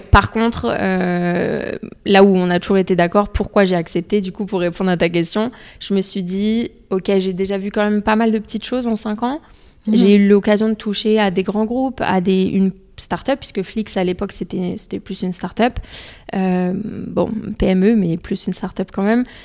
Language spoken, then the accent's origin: French; Essonne, Île-de-France, France; also born or lived in London; j'ai grandi dans le 91. Mes parents sont toujours dans le 91